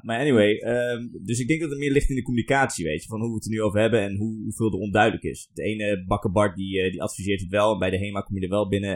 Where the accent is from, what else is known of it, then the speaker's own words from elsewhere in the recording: Armenia; now in Netherlands; Ik kom zelf uit Armenië